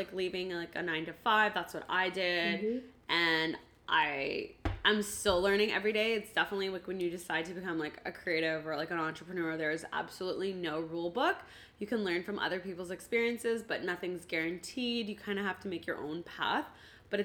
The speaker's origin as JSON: {"language": "English", "town": "Ottawa", "region": "Ontario", "country": "Canada", "tie": "born or raised there", "said": "I grew up in Ottawa"}